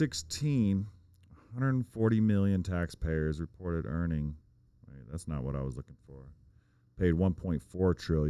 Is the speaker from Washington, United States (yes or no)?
yes; Tri-Cities, Washington, United States; also born or lived in California; I was born there, raised in Tri-Cities.